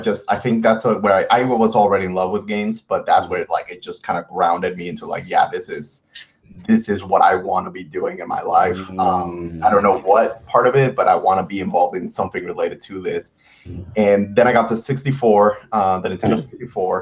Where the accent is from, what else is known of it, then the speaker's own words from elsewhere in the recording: Mexico; moved away; I'm originally from Mexico